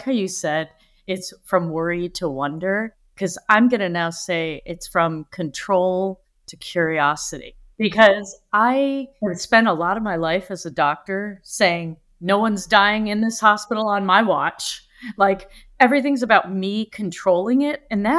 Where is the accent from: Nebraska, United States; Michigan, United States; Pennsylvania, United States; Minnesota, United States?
Michigan, United States; also born or lived in Africa; Well, when I was little, I was born and raised in Michigan, in the United States. And at 3 months old, my grandmother took me to Africa to live with my grandfather